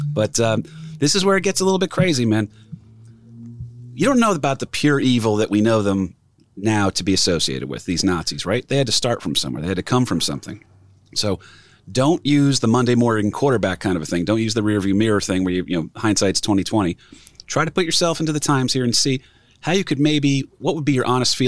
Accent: New Jersey, United States; New Jersey on this show. And it's a state that I'm very proud to be from

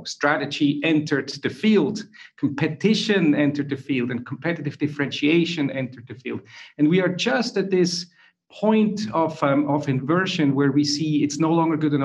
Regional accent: Switzerland; now in Zurich, Switzerland; if you wonder where I'm from, I'm Swiss in Zurich. My accent is not from Ireland or anywhere else, nor Dutch. I'm Swiss.

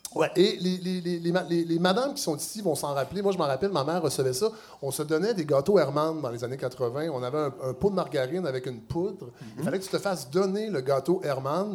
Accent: Saint-Hyacinthe, Quebec, Canada; moved away; je viens de Saint-Hyacinthe

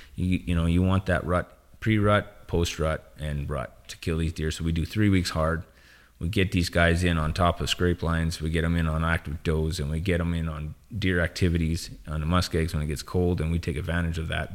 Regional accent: northern Saskatchewan, Canada; born and bred in Saskatchewan. It's always been home.

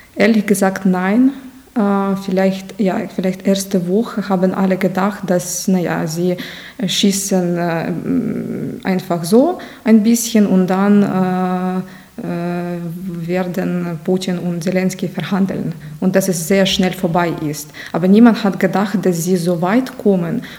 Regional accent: Nizhyn, Chernihiv Oblast, Ukraine; German is a second language; moved away as an adult; now in Passau, Germany; Ja, ich stamme aus der Ukraine, ursprünglich aus der Stadt Nizhyn

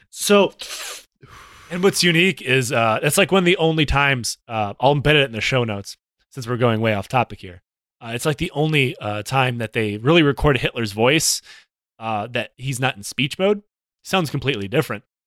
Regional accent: Detroit, Michigan, United States; in my hometown in the Detroit Auto Workers, uh, area

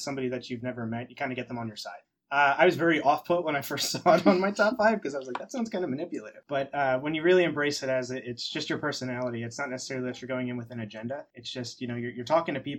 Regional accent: Langhorne, Pennsylvania, United States; moved away as an adult; also born or lived in Pittsburgh, Pennsylvania; now in New Jersey, United States; I'm originally from Langhorne, Pennsylvania.

